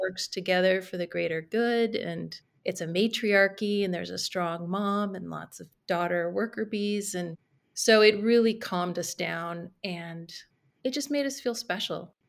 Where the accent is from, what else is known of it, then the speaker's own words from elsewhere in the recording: Carmel Valley, California, United States; also born or lived in San Francisco; move back to my hometown in Carmel Valley in California